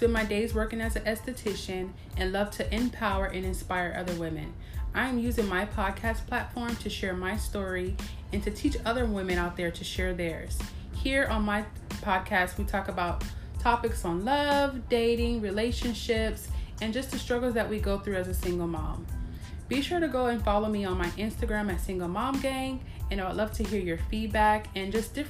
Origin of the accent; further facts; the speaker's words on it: New Jersey, United States; now in Washington, United States; I am the host of Single Mom Gang. I am originally from New Jersey, but currently residing in Rainy, Washington.